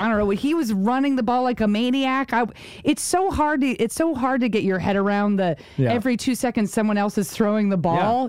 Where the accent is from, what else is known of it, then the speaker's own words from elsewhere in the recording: United States; moved away; also born or lived in Rhode Island; I grew up in New York and then Rhode Island.